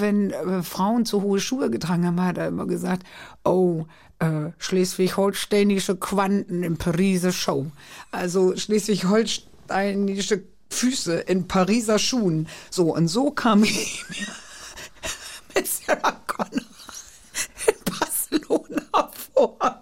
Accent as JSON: {"language": "German", "town": "Köhlen", "region": "Lower Saxony", "country": "Germany", "tie": "born or raised there", "said": "geboren bin ich als Niedersächsin"}